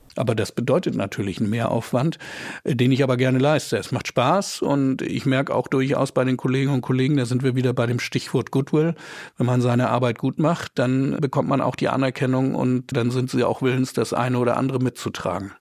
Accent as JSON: {"language": "German", "town": "Flensburg", "region": "Schleswig-Holstein", "country": "Germany", "tie": "born or raised there", "said": "Ich war äh, damals auch natürlich als Teil der dänischen Minderheit an der dänischen Schule in Flensburg"}